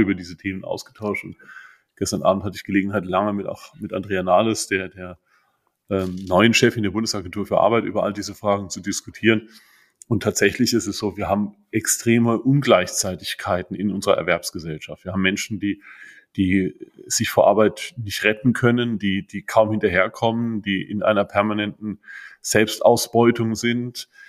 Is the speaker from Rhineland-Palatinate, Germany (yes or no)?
yes; Hunsrück, Rhineland-Palatinate, Germany; bei uns im Hunsrück